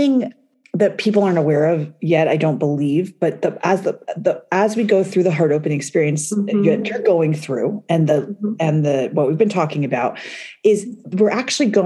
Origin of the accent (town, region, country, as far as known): United States; also born or lived in New York